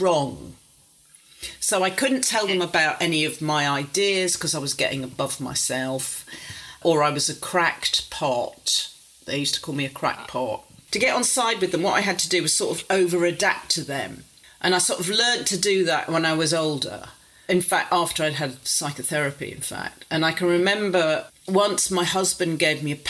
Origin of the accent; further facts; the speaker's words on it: Warrington, North West England, United Kingdom; I grew up outside Warrington and there wasn't a very big middle-class population, and they thought I'd pick up a terrible accent